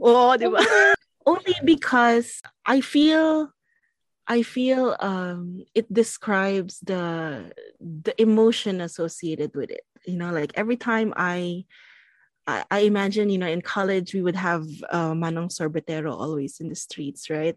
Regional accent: Central Luzon, Philippines; moved away as an adult; also born or lived in Baguio, Philippines / Manila, Philippines / Fairview, Quezon City, Philippines; now in Wailuku, Maui, Hawaii, United States; I was born in baguio baguio city in philippines my family is from there and zambales so um, Baguio, Zambales, I grew up in Bataan.

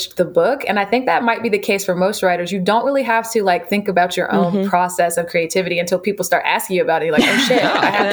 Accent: Jacksonville, Florida, United States; now in Madison, United States; this book is so focused on my hometown

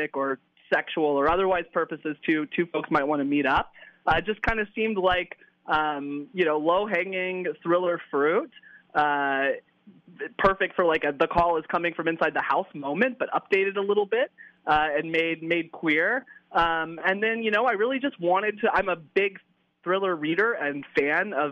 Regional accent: the South, United States; moved away; I'm originally from the South

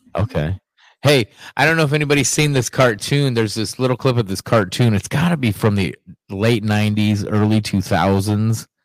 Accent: Ohio, United States; moved away; yesterday, my hometown

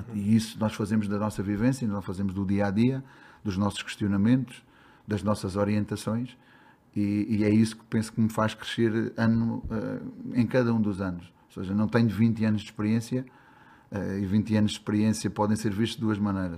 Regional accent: Beja, Alentejo, Portugal; moved away as an adult; now in Brazil; Eu sou de Beja, sou do Alentejo

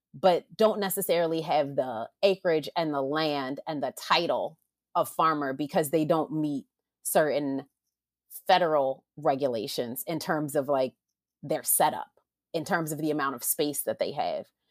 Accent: Baltimore, Maryland, United States; now in Los Angeles, United States; originally from Maryland as well, from Baltimore

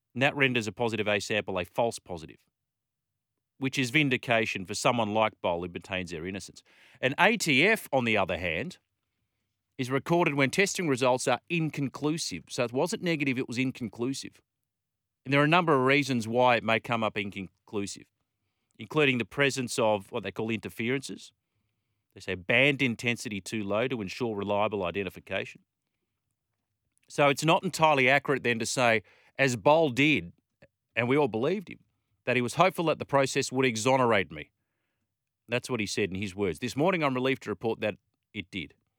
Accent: Australia; an Aussie cricket fan

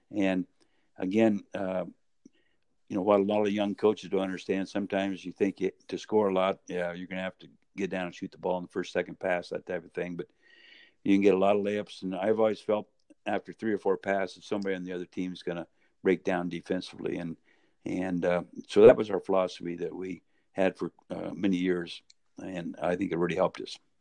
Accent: Medford, Oregon, United States; was born and raised in Medford, Oregon

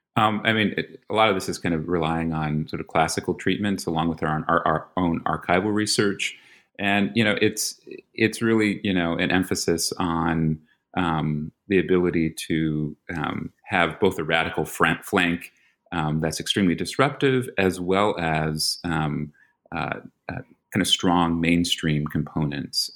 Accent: New York, United States; moved away; I'm from New York. So that's, you know, you, you have a Philly boy and a New York boy

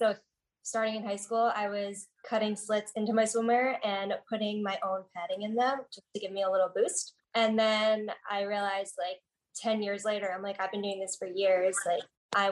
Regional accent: New Jersey, United States; I'm from New Jersey

